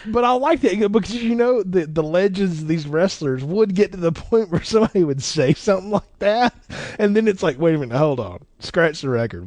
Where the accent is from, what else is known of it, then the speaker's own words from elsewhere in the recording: the South, United States; growing up in the South